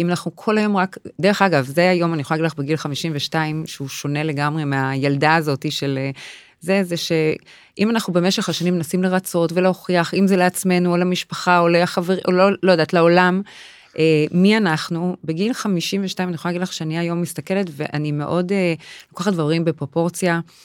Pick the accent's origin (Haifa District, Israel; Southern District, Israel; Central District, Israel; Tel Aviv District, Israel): Tel Aviv District, Israel; Tel Aviv; אני אה. מתל אביב, מרמת אביב